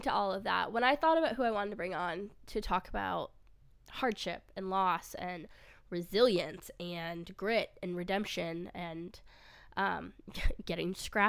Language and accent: English; Michigan, United States; now in Tennessee, United States; Tennessee winters aren't that bad compared to, like, where I grew up in Michigan.